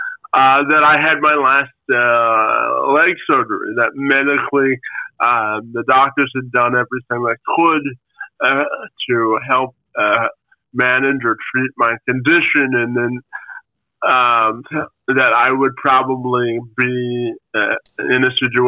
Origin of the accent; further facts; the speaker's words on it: Windsor, Ontario, Canada; my brother and I are Canadian kids